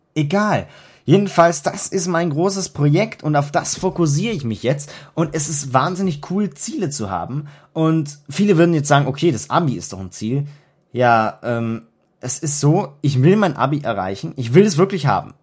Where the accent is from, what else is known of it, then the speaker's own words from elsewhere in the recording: Germany; bei uns in Deutschland